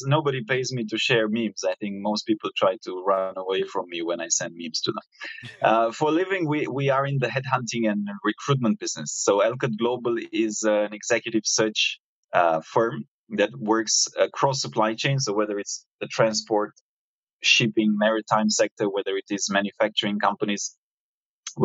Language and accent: English; Romania; moved away as an adult; now in Singapore; I was coming from Romania, where I'm originally from, Eastern Europe